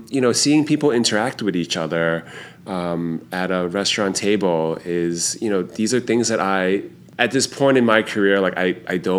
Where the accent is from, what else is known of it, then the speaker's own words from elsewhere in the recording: New York, United States; Growing up in Chinatown